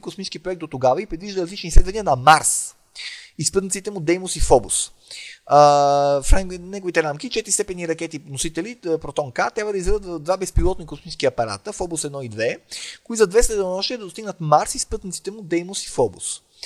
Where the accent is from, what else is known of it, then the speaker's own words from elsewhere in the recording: Bulgaria; като българин и като а, български родолюбец а, и патриот